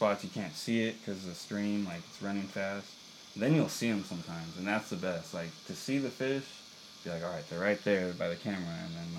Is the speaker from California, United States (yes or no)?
yes; Buena Park, California, United States; also born or lived in Placentia; I was born around there, and like, I kind of grew up, like, I remember a little bit of childhood, and then we moved to like the apartments around Buena Park, and then, yeah, I just, like, I grew up there.